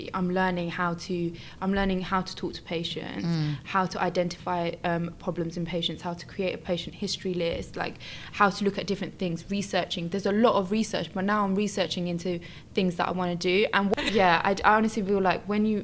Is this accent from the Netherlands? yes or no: no; France; now in United Kingdom; I was born in France